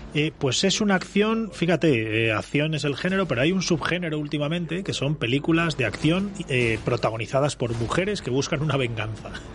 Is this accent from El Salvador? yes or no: no; Castile, Spain; para gente como nosotros, castellanos